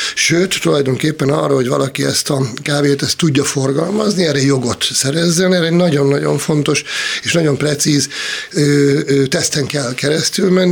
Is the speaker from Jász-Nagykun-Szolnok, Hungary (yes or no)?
yes; Szolnok, Jász-Nagykun-Szolnok, Hungary; én vidékről származom, Szolnokról